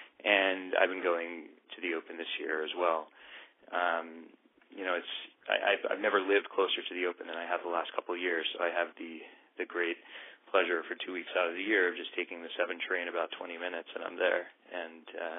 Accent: New York City, New York, United States; I grew up in the Upper West Side of Manhattan near the Central Park courts

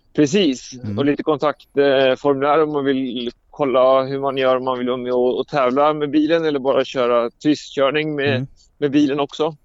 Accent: Sweden; jag som är svensk

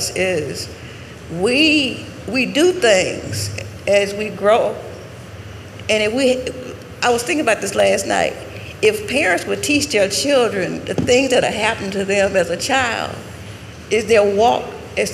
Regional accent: Jackson, Tennessee, United States; I'm from Jackson, Tennessee.

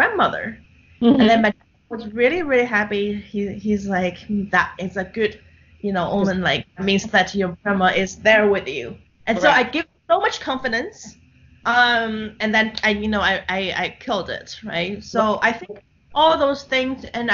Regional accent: Shanghai, China; now in New York City, United States; I'm born and raised in Shanghai

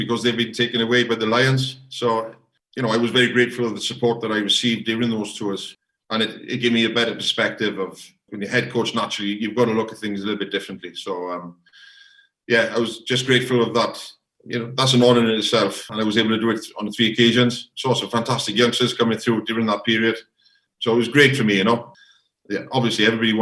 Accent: Welsh, Wales, United Kingdom; being a Welsh coach is coaching in Wales

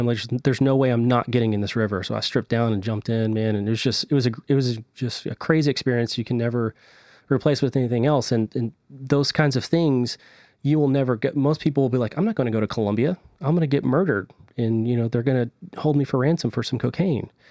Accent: Texas, United States

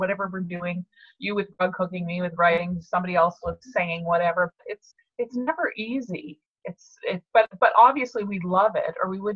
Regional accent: Montreal, Quebec, Canada; I grew up in Montreal, but every summer we were brought down to Cape Breton

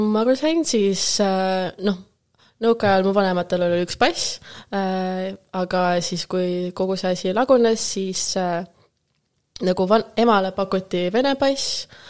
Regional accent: Tallinn, Harju County, Estonia; first language Russian; Estonian is a second language; moved away as an adult; also born or lived in Rotterdam, Netherlands; now in Amsterdam, Netherlands; ma sündisin Tallinnas, me sündisime samas

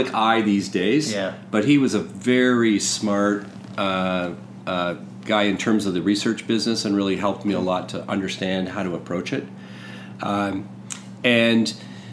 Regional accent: Lakefield, Ontario, Canada; I grew up in Lakefield, you know, near Peterborough.

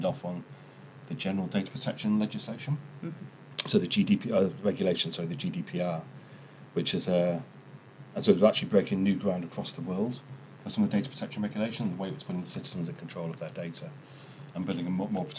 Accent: the North of England, United Kingdom; as a Northerner

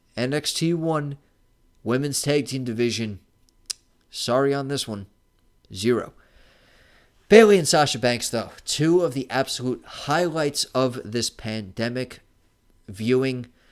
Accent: New York City, New York, United States; I'm from New York City

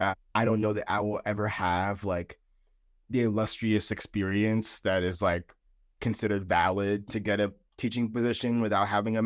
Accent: Fayetteville, North Carolina, United States; I am 23 years old. I am originally from Fayetteville, North Carolina

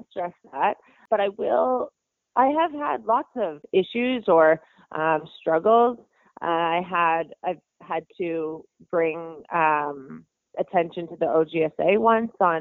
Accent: Beaverton, Ontario, Canada; the hometown that I grew up in Beaverton, Ontario

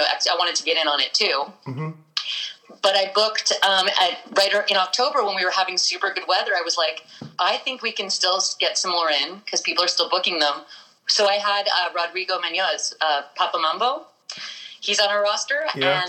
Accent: Winnipeg, Manitoba, Canada; Born and raised here

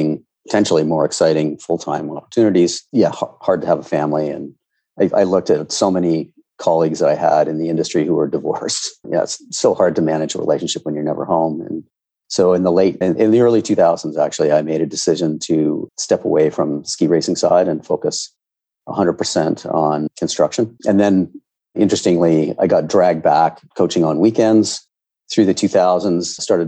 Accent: Ontario, Canada; I grew up in Ontario where we had grade 13.

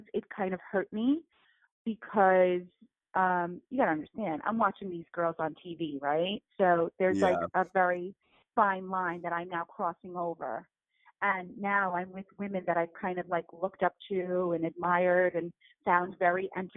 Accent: United States; I'm first generation here. Like I was born here

